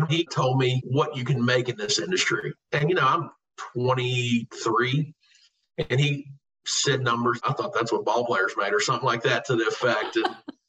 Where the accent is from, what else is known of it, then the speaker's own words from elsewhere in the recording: Covington, Virginia, United States; So they sent me to Covington back home to my hometown.